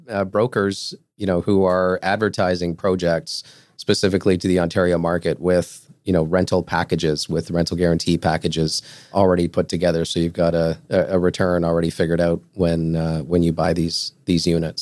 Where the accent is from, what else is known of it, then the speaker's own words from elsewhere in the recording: Portugal; moved away; I'm from Portugal